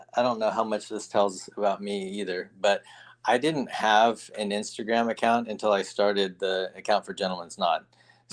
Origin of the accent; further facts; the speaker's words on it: Southern California, United States; moved away as an adult; also born or lived in San Diego, California; now in Omaha, United States; I'm born and raised in Southern California